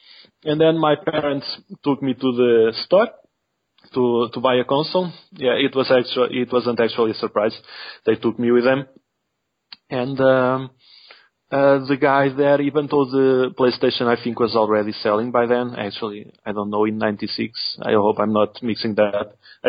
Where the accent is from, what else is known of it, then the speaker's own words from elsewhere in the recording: Portugal; English is a second language; I'm Portuguese, and I'm the only one from the Saturn Junkyard team who's not a native English speaker.